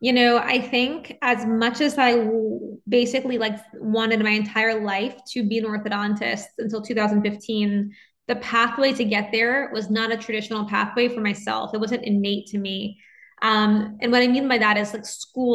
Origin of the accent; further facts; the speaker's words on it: New Orleans, Louisiana, United States; moved away as an adult; also born or lived in Nashville, United States / New York, United States; now in Los Angeles, United States; I grew up in New Orleans and I'm a first generation American.